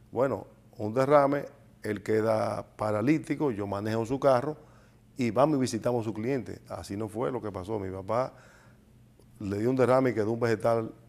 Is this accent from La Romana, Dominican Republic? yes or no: no; Santiago de los Caballeros, Santiago, Dominican Republic; oriundo? Santiaguero. Sí. Nacido en Santiago. 100%.